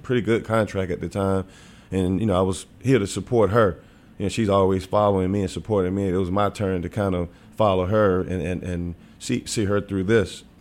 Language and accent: English; Wilmington, North Carolina, United States; moved away as an adult; also born or lived in Knoxville, Tennessee / Springfield; now in Memphis, United States; I grew up in Wilmington.